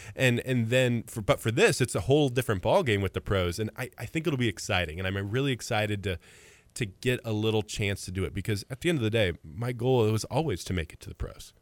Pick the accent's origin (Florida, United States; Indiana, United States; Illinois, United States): Illinois, United States; Mahomet; also born or lived in Farmer City, Illinois / Champaign, Illinois; I was born and raised in Muhammad. I was there for sixteen years.